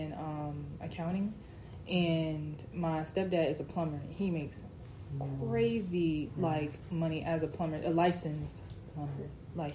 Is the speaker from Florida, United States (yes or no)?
yes; Orlando, Florida, United States; moved away as an adult; now in Tallahassee, United States; I'm from Orlando